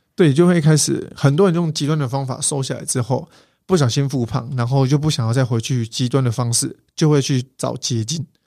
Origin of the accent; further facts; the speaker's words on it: Kaohsiung, Taiwan; 我是高雄人，那个时候我去大寮去念书